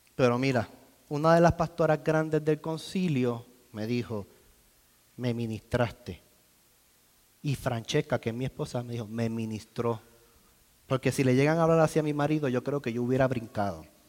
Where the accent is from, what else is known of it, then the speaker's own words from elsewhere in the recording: Puerto Rico; now in United States; soy boricua. y hablamos distinto.